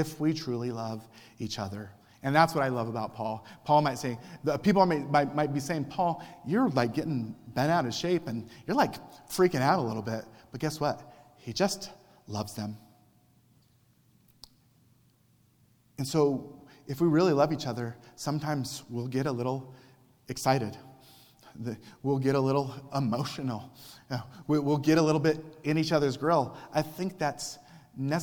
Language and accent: English; Cochise County, Arizona, United States; when I was a teenager and growing up in Cochise County